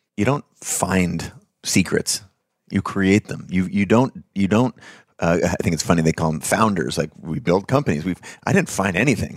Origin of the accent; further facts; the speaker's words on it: United States; I'm white, I'm male, I was born in America